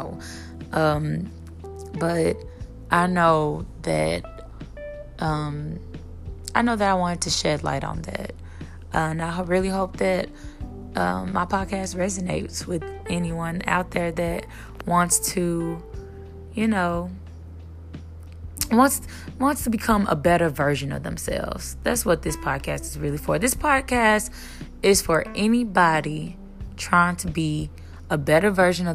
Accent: Memphis, Tennessee, United States; now in Dallas, United States; I'm from Memphis, Tennessee. I'm living in Dallas, Texas now.

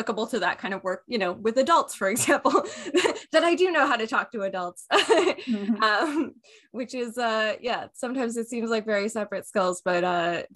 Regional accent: McDonalds Corners, Ontario, Canada; I grew up in the Lanark Highlands in McDonald's Corners

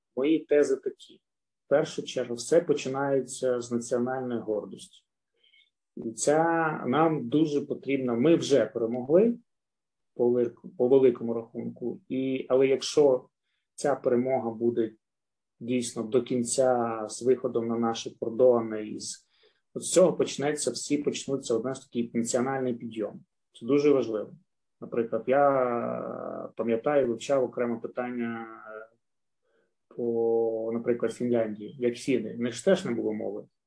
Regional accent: Luhansk, Luhansk Oblast, Ukraine; я з Луганська

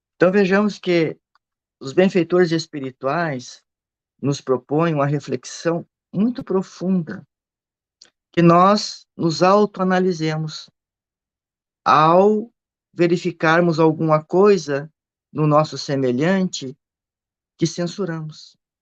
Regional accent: Rio Grande do Sul, Brazil; eu sou do Rio Grande do Sul

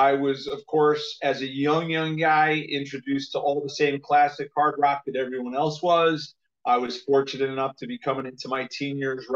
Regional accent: United States; I'm an American

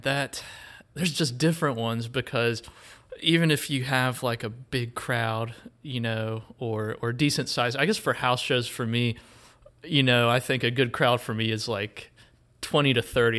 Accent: Wilkes County, North Carolina, United States; growing up in Wilkes County, you know, we have Merle Fest, and so I would go to that. uh, as a kid and still go

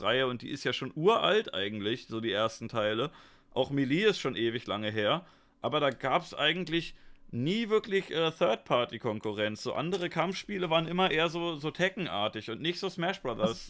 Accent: Germany; Ich bin ja auch ein Deutscher

